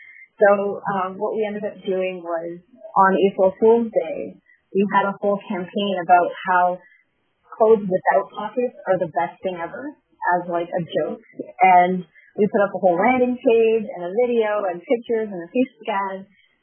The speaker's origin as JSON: {"language": "English", "country": "Canada", "said": "So for me as a Canadian, it would be good for me to know if Shopify is doing things differently"}